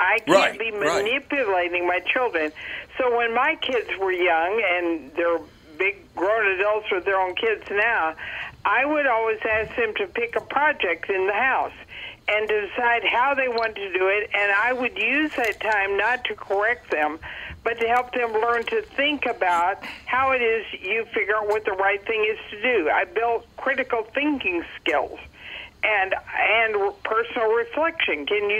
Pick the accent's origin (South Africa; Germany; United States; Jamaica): United States; Dallas, Texas; Well, now I'm on the West Coast, but I grew up in Texas in the Panhandle in Dallas.